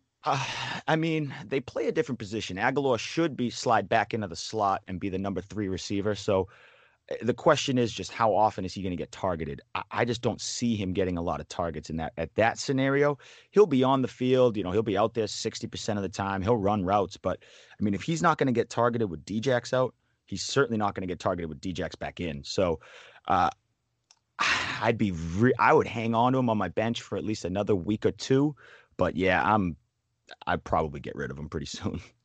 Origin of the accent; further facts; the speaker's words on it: New England, United States; I am from New England